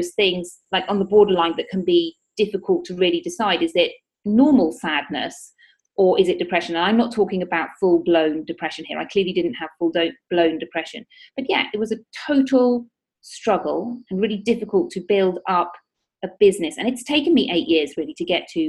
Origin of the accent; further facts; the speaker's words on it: United Kingdom; moved away as an adult; also born or lived in Australia; now in Spain; I am originally from the United Kingdom, as you may be able to tell from my accent.